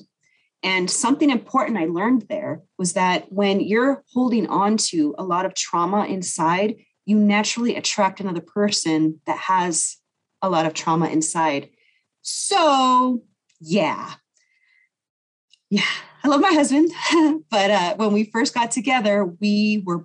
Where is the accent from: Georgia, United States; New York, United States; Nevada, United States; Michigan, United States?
Nevada, United States; Las Vegas; moved away as an adult; now in California, United States; growing up in Vegas